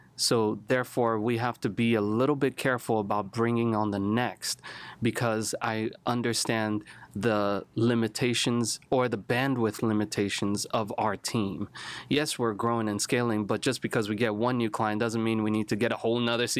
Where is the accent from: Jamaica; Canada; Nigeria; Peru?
Nigeria; So I'm a Nigerian background. Grew up in Nigeria. Grew up kind of all over the place.